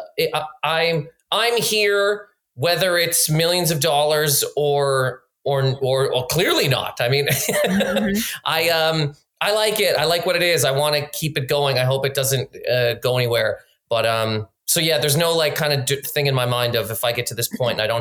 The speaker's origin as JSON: {"language": "English", "region": "Nova Scotia", "country": "Canada", "tie": "born or raised there", "moved": "as an adult", "lives_now": "New York, United States", "said": "growing up in Nova Scotia"}